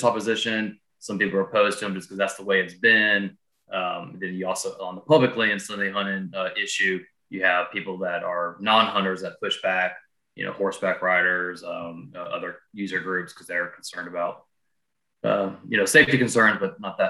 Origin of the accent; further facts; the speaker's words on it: North Carolina, United States; my home state, North Carolina